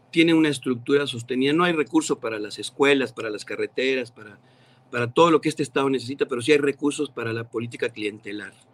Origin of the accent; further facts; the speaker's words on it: Mexico City, Mexico; now in Ciudad Acuña, Mexico; yo nací en la Ciudad de México